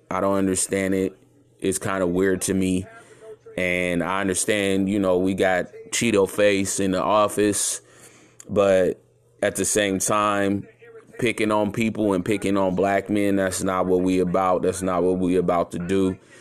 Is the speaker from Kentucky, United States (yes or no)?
no; Chicago, Illinois, United States; I'm from Chicago, Illinois.